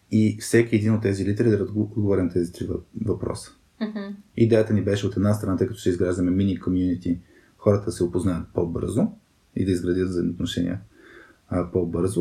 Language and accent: Bulgarian; Burgas, Burgas Province, Bulgaria; Роден съм в, в Бургас. Цял, цялото си детство съм прекарал в Бургас.